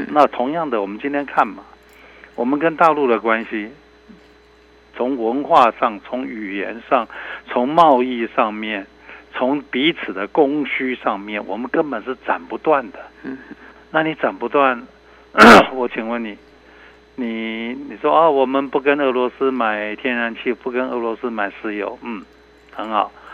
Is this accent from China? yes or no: no; Taiwan; 身为台湾人